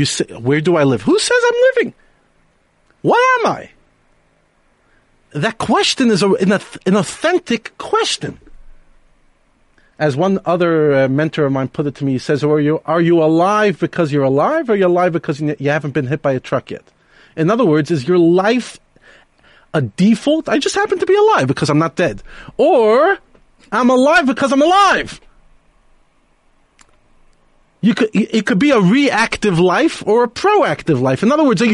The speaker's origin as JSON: {"language": "English", "town": "New York City", "region": "New York", "country": "United States", "tie": "born or raised there", "said": "one of the rabbis I grew up with in Brooklyn, in New York."}